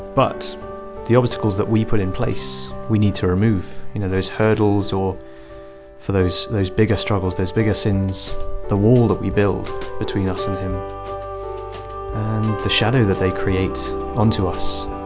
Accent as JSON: {"language": "English", "town": "Brecon", "region": "Wales", "country": "United Kingdom", "said": "I'm 21 from Brecon in mid Wales."}